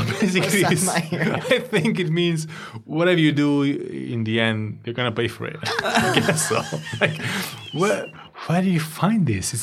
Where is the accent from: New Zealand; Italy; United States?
Italy; Milan, Lombardy; moved away; I was born in Milan, but my parents weren't from Milan. So the kids that were from Milan, they would mug me up from my accent, for the way I was talking. So I adapted my dialect to the Milan type.